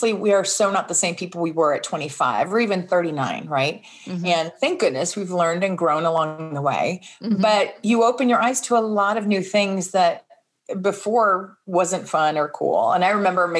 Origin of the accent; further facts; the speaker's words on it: United States; moved away; also born or lived in Texas; I grew up in Florida and Texas